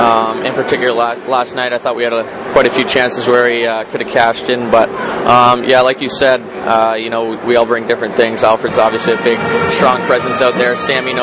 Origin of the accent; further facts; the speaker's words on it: London, Ontario, Canada; moved away; when I was younger, we had the London Knights in my hometown.